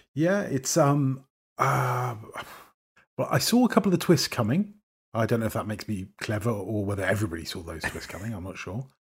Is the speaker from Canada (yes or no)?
no; United Kingdom; accent: received pronunciation; I speak as a Brit